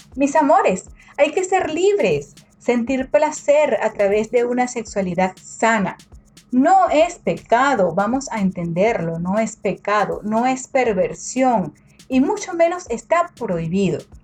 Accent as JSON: {"language": "Spanish", "country": "Venezuela", "tie": "born or raised there", "moved": "yes", "said": "en mi país natal, en Venezuela"}